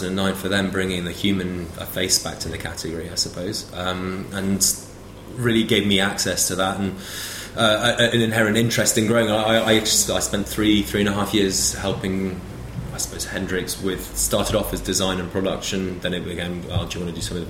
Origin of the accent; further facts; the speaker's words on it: London, United Kingdom; also born or lived in Paris; I grew up mainly in London, to be honest with you. I went to school here